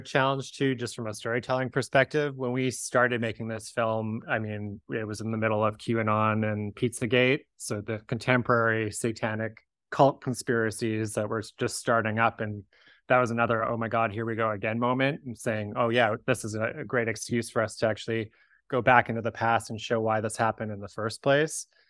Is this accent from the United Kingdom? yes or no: no; Victoria, British Columbia, Canada; I grew up in Victoria shortly after the book was published